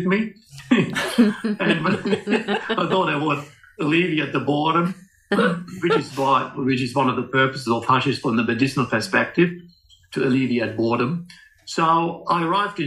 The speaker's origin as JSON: {"language": "English", "country": "Germany", "tie": "born or raised there", "moved": "yes", "said": "I grew up in Germany throughout the late 60s."}